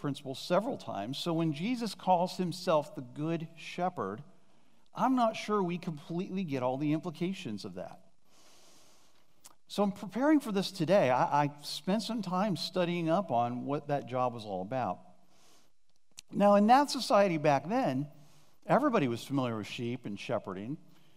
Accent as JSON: {"language": "English", "region": "Northeast Ohio", "country": "United States", "tie": "born or raised there", "also_born_or_lived": "Champaign, Illinois / Columbus, Ohio", "moved": "as an adult", "lives_now": "Reynoldsburg, United States", "said": "Both Jane and I grew up in Northeast Ohio"}